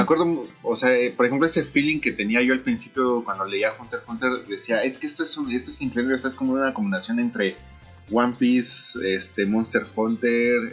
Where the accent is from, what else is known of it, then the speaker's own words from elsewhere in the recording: Mexico; moved away as an adult; now in Japan; yo que vengo de México